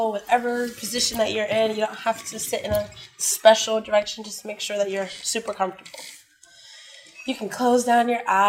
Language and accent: English; Washington, District of Columbia, United States; moved away as an adult; now in Thailand; I'm from Washington, D.C., and I've been living here for a year and seven months.